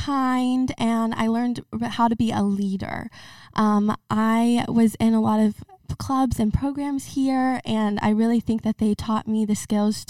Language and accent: English; Springdale, Arkansas, United States; moved away as an adult; now in Rogers, United States; So I grew up in Springdale. I'm a former Tyson Tiger. I now live in Rogers